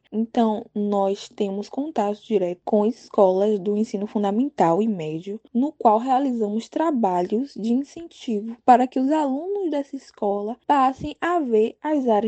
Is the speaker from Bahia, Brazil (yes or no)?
yes; Santo Amaro, Bahia, Brazil; sou baiana, tenho 19 anos, sou natural da cidade de Santo Amaro, Bahia.